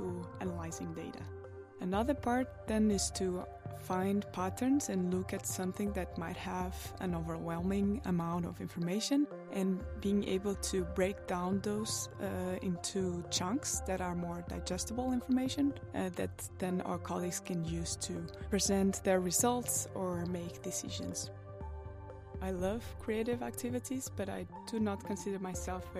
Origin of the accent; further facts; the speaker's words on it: Portugal; moved away as an adult; now in Copenhagen, Denmark; I'm originally from Portugal and I've been in Denmark for 5 years now.